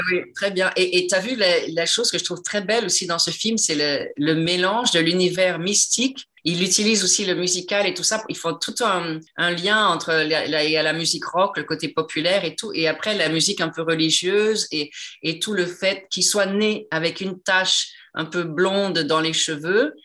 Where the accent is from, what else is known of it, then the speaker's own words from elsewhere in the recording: Quebec, Canada; moved away; je suis québécoise, donc je défends les, acteurs de mon pays